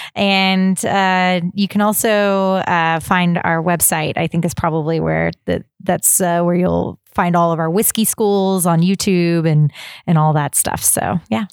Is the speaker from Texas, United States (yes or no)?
yes; Texas, United States; growing up in Texas